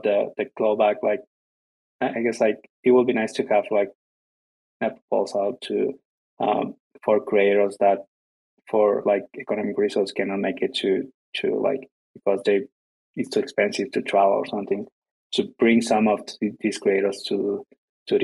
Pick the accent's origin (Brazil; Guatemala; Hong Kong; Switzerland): Guatemala; English is a second language; I'm from Guatemala